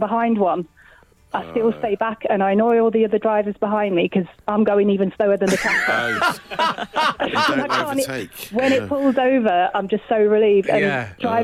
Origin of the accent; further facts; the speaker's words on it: Watford, East of England, United Kingdom; now in County Durham, United Kingdom; when I moved up north. So I come from Watford. And there's a lot of tractors around up here